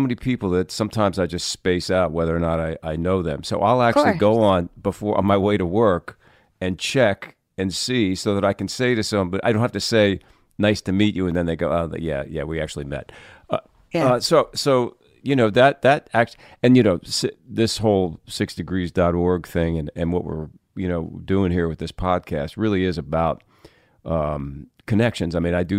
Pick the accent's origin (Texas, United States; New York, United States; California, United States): New York, United States; I was in New York, being a New Yorker, and immediately went first to my daughter's school.